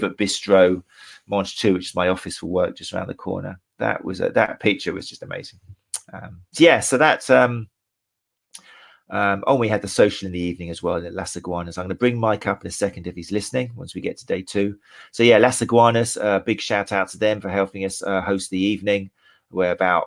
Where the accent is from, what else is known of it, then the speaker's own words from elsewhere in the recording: Brighton, South East England, United Kingdom; my hometown of Brighton